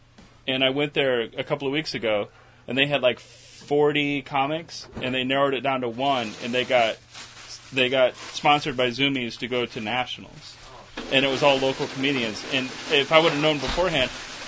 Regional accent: St. Louis, Missouri, United States; I'm from St. Louis.

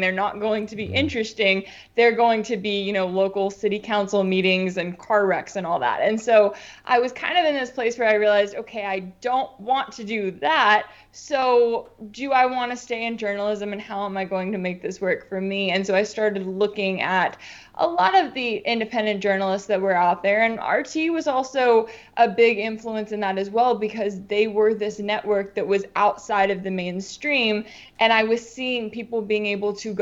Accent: Dallas-Fort Worth area, Texas, United States; I'm originally from Texas, from the Dallas-Fort Worth area

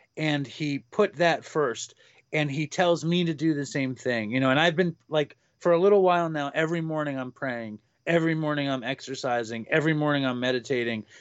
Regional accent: New York, United States; I grew up in Manhattan

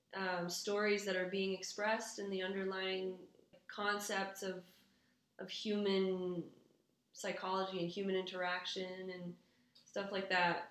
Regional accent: Quebec City, Quebec, Canada; first language English; now in Montreal, Canada; Dutch American mom, French Canadian dad, and I grew up in Quebec City

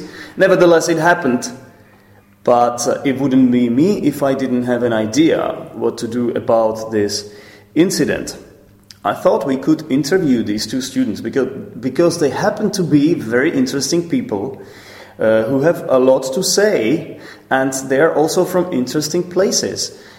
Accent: Poděbrady, Central Bohemian Region, Czechia; Today I'm recording from the castle. Actually, it's not the Prague castle, it's the castle in my hometown, which is Poděbrady.

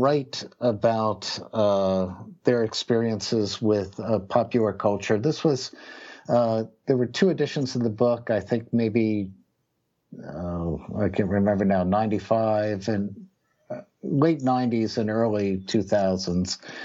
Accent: Philadelphia, Pennsylvania, United States; also born or lived in New Jersey; growing up in Philadelphia and New Jersey in the 1970s

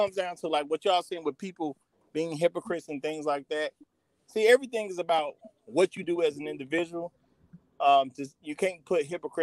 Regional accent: Chicago, Illinois, United States; I'm from Chicago.

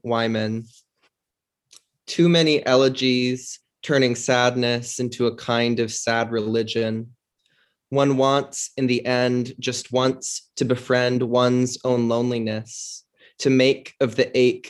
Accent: Tucson, Arizona, United States; I grew up in Tucson, Arizona, family of five

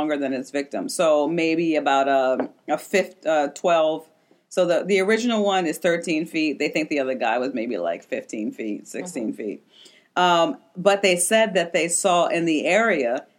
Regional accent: Maryland, United States; Maryland, my home state

